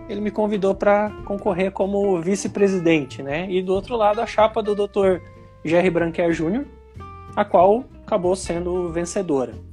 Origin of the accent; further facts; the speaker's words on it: Manaus, Amazonas, Brazil; Sim, eu sou natural de Manaus, Amazonas, e porém o meu pai é catarinense, a minha mãe é paranaense.